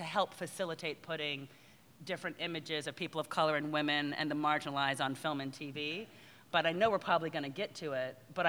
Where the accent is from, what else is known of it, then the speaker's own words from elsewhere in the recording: New Jersey, United States; I'm an army brat. And I, when growing up in Jersey, I mean, it's sort of like I tell the story quite a bit.